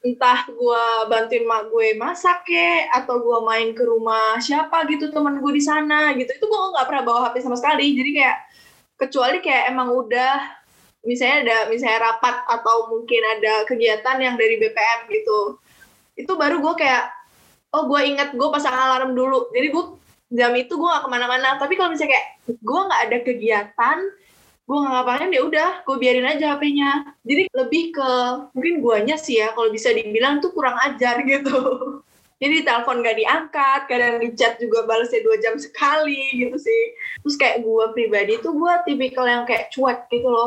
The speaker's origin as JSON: {"language": "Indonesian", "region": "Lampung", "country": "Indonesia", "said": "gue kan balik karena asal gue di Lampung, jadi gue kayak balik ke Lampung ya udah LDR gitu."}